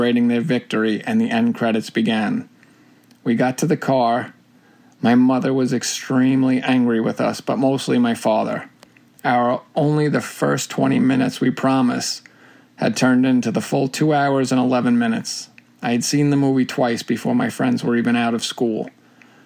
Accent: New York, United States; born or raised there

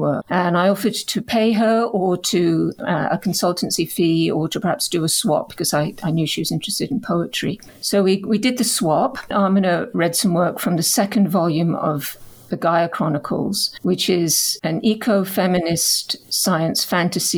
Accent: Canada; now in United Kingdom; my own identity as a Canadian, as a British Canadian, growing up as a settler colonial

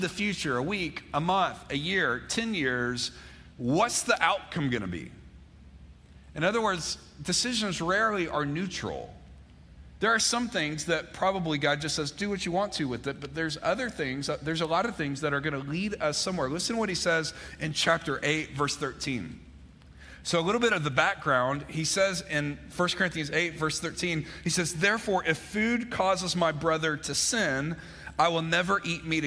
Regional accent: Mississippi, United States; now in Georgia, United States; I grew up in Mississippi, but I didn't spend much time in Starkville.

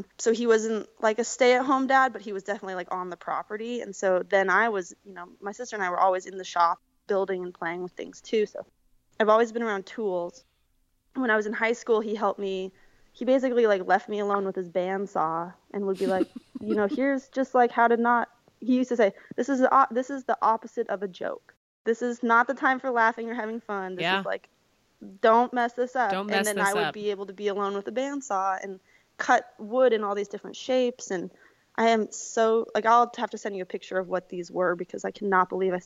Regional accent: Missoula, Montana, United States; moved away; I grew up in Missoula, just over the mountains from Bozeman

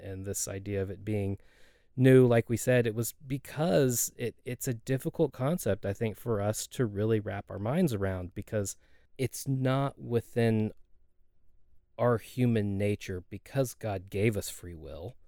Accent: Dallas, Texas, United States; also born or lived in Rockwall, Texas; I grew up here in the Dallas area

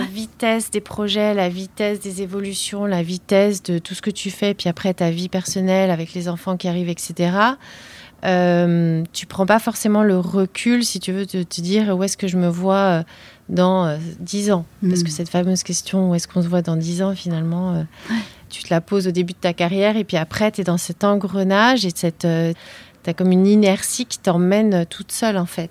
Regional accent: northern Paris suburbs, Île-de-France, France; j'ai grandi euh, en banlieue parisienne, dans banlieue nord

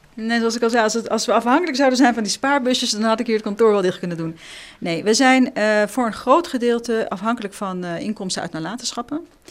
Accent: Amsterdam, North Holland, Netherlands; also born or lived in Israel; ik kom uit Amsterdam

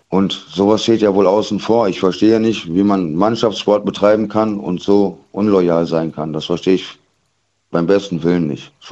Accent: Kaiserslautern, Rhineland-Palatinate, Germany; Aus Lautern. Ich komme okay. aus Waldkaiserslautern.

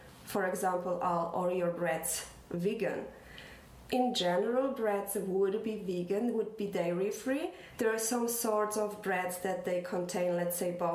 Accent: Poland; moved away as an adult; now in Ireland; we're from Poland. We came to Ireland 17 years ago

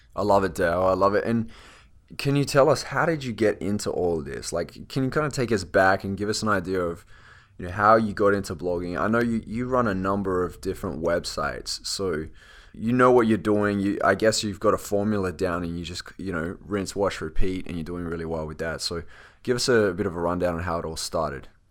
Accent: Australia; accent: Australian; I am from Australia

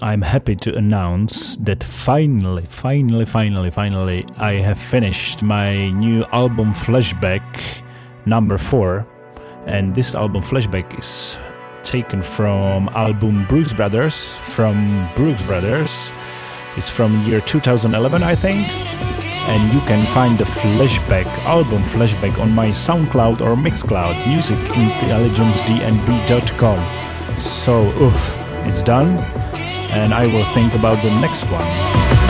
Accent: Prague, Czechia; in my hometown here in Prague

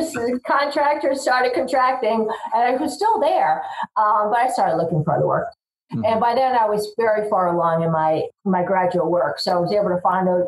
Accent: Long Island, New York, United States; growing up on Long Island with my five brothers and sisters

